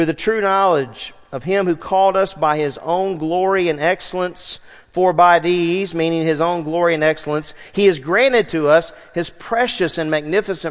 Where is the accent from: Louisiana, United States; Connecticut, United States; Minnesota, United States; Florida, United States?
Louisiana, United States; Southwest; I grew up in Southwest Louisiana, played outside all the time.